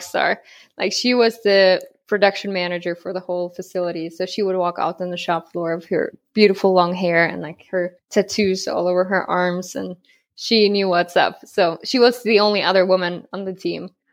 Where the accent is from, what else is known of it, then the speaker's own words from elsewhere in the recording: Germany; moved away as an adult; also born or lived in Kazakhstan; now in United States; I'm from Germany. The longer is I was born in Kazakhstan. and moved to Germany when I was ten